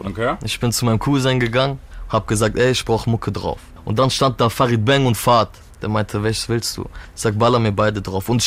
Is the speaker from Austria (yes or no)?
no; Turkey; Ich bin Türke.